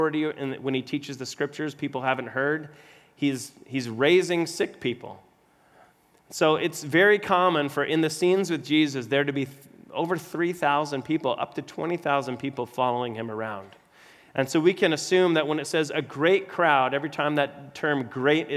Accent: Arizona, United States; I'm born and raised in Arizona

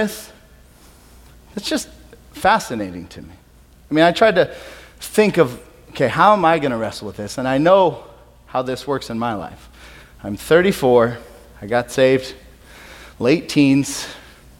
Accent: Peoria, Arizona, United States; I grew up in Peoria

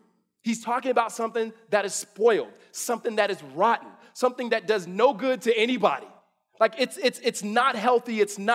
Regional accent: California, United States; my mom is born and raised in Mississippi, raised us in California

